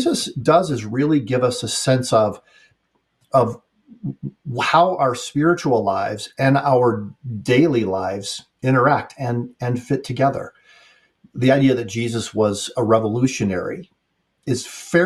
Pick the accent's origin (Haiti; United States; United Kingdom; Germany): United States; I'm speaking as an American